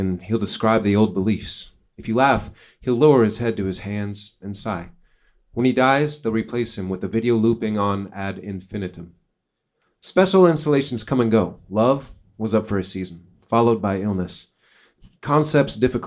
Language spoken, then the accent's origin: English; Portland, Oregon, United States; now in Minneapolis, United States; I was born in Portland, Oregon. I live in Minneapolis, Minnesota. I've lived there for many years